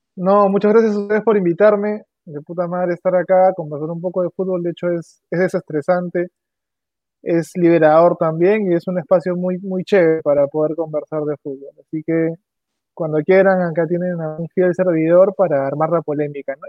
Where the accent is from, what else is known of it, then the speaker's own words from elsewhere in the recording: Peru; como peruano